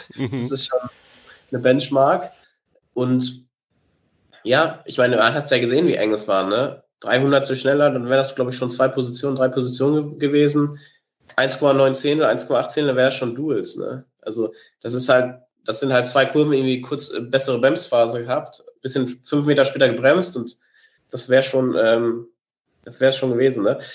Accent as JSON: {"language": "German", "country": "Germany", "said": "als Deutscher"}